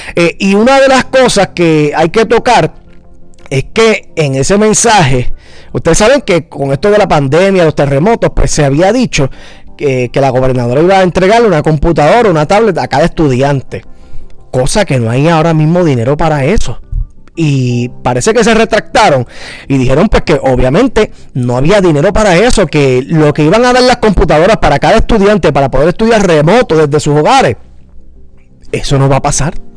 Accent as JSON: {"language": "Spanish", "country": "Puerto Rico", "said": "como puertorriqueños"}